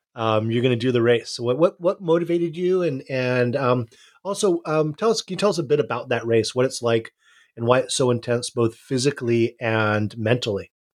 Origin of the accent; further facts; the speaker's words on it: Hawaii, United States; I, I, I grew up in Hawaii, grew up, uh, on my dad's boat